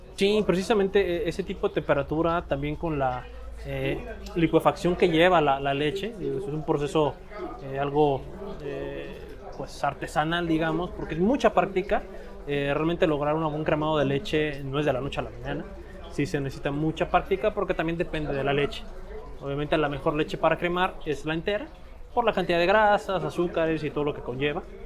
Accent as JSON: {"language": "Spanish", "country": "Mexico", "said": "nosotros como, como mexicanos"}